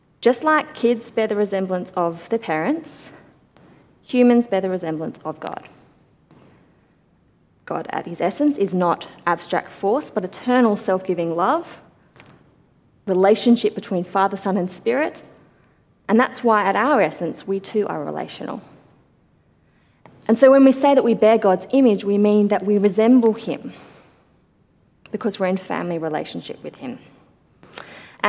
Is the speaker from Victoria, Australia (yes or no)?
no; Sydney, New South Wales, Australia; growing up in the church that I grew up in Sydney